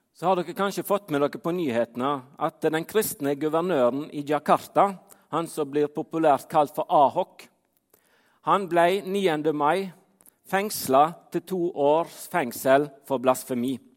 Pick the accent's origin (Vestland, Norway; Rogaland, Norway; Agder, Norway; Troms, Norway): Vestland, Norway; Fitjar; now in Trondheim, Norway; Jeg bor i Trondheim, men som dere hører på dialekten min, så er jeg ikke derifra. Jeg kommer fra Fitjar på Stord